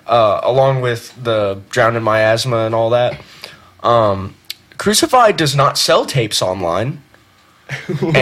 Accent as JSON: {"language": "English", "region": "Louisiana", "country": "United States", "moved": "yes", "said": "I'm fucking from Louisiana"}